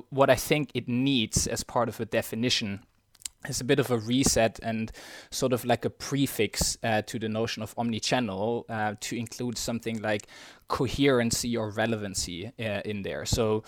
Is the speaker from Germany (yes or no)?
yes; Germany; moved away as an adult; now in London, United Kingdom; Born and raised in Germany, spent the first sort of 27 years of my life there. And then after finishing uni my first job, I decided to move to London about 5 years ago